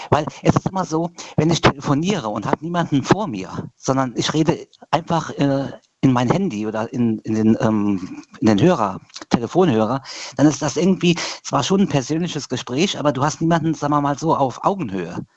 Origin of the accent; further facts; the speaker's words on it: Queidersbach, Rhineland-Palatinate, Germany; Ähm, aus Quaidersbach.